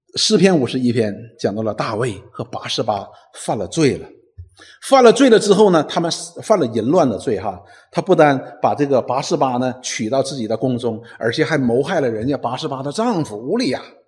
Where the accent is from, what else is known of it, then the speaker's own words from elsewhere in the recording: Northeast China, China; 我们东北人有一句话